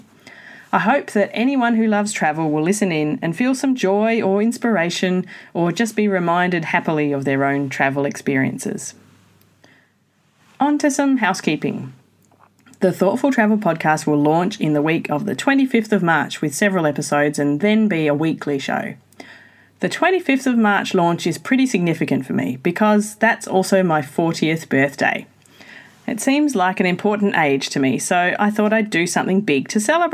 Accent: Australia; also born or lived in Perth, Australia / Japan / Slovakia / Germany; I'm an Australian living in Perth, Western Australia

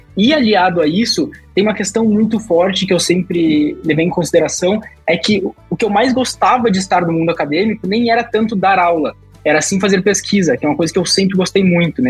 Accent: Porto Alegre, Rio Grande do Sul, Brazil; moved away as an adult; also born or lived in Rondonópolis, Mato Grosso; eu sou natural de Porto Alegre, mesmo, capital lá do, do Rio Grande do Sul

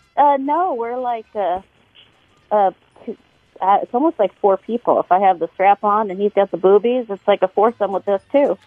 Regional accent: San Francisco, California, United States; I was born in San Francisco.

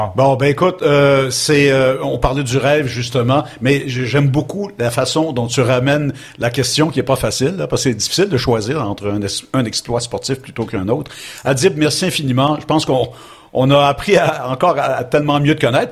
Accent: Montreal, Quebec, Canada; Je suis né à Ville-Saint-Laurent et, euh, j'ai ben, passé beaucoup de temps parce que mes, mes deux familles d'origine euh, sont de Ville-Saint-Laurent

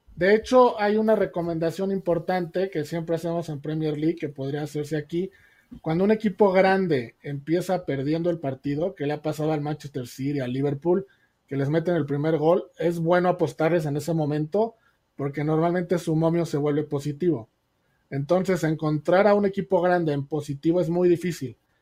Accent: Mexico; Como mexicanos

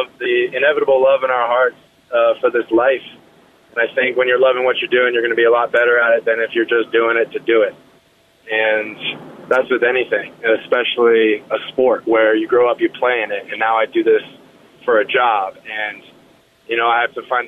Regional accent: Colorado Springs, Colorado, United States; I grew up in Colorado Springs, up north

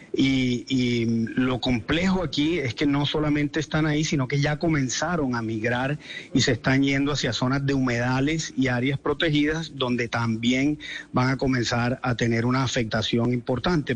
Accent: Colombia; nosotros como colombianos

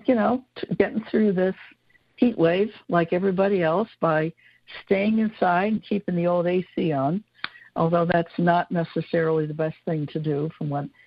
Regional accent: West Granton, Pennsylvania, United States; as a child growing up in West Granton

